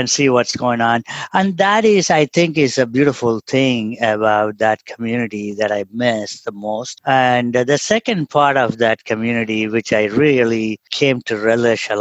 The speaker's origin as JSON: {"language": "English", "region": "Tamil Nadu", "country": "India", "tie": "born or raised there", "also_born_or_lived": "Trichy, India / Indiana, United States / Atlanta, United States / Albuquerque, United States", "second_language": "English", "moved": "as an adult", "lives_now": "Oregon, United States", "said": "I grew up in India's version of Kyoto, which is basically thousands of temples around, surrounded by paddy fields, silk weavers, that kind of a town environment"}